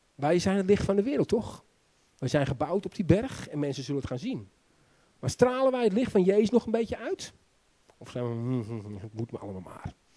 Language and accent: Dutch; Netherlands; also born or lived in Romania; Ik ben zelf ook een Nederlander.